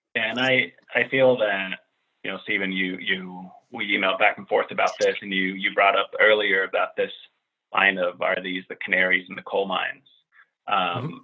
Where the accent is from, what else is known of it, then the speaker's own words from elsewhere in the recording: Finland; also born or lived in Central Harlem, New York; now in Washington, D.C. area, United States; a white Finnish guy who's middle aged